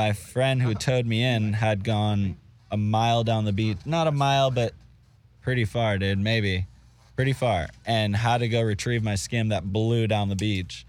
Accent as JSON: {"language": "English", "region": "Florida", "country": "United States", "said": "I'm from Florida, bro."}